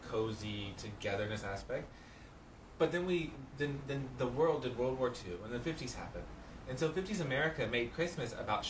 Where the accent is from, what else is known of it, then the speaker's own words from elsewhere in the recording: Atlanta, Georgia, United States; I'm from Atlanta, multiple decades